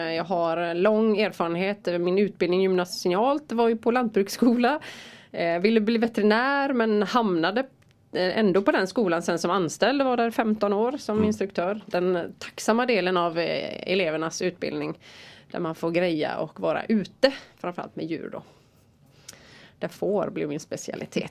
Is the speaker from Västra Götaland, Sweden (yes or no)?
yes; Rävlanda, Västra Götaland, Sweden; Där är jag född och uppvuxen och bor där